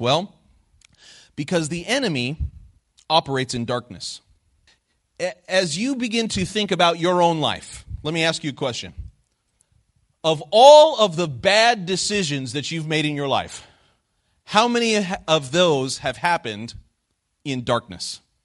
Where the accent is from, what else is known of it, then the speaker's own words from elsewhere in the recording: Phoenix, Arizona, United States; moved away as an adult; I grew up twenty years in Phoenix, Arizona